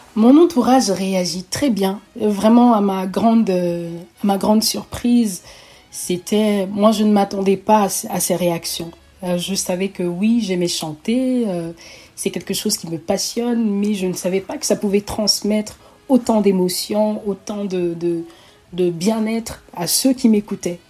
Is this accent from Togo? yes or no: yes; Togo; also born or lived in Oyem, Gabon / Libreville, Gabon; now in Canada; je voyage avec ma mère et ma petite famille euh, vers le Togo, qui est mon pays natal